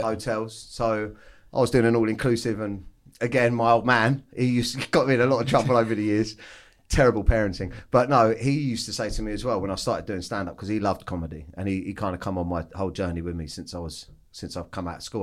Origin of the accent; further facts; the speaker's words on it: Weybridge, South East England, United Kingdom; I grew up in Surrey, oh, down in, uh, like, Weybridge, uh, on a council estate.